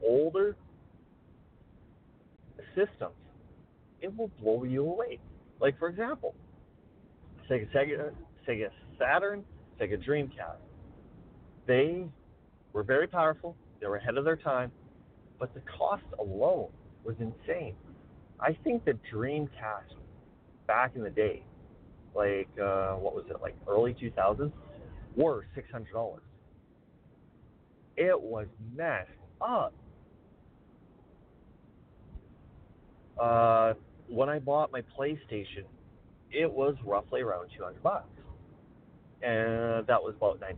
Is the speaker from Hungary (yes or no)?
no; Weyburn, Saskatchewan, Canada; my hometown